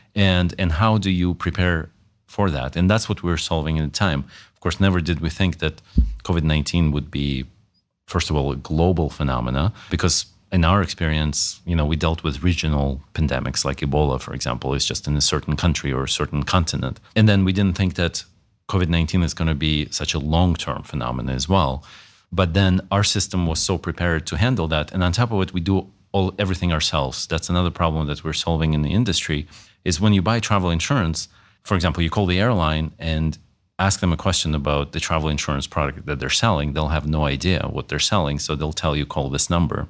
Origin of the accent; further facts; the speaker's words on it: Wisconsin, United States; also born or lived in Russia / Malta; originally I'm from Russia, grew up in Wisconsin, went to high school there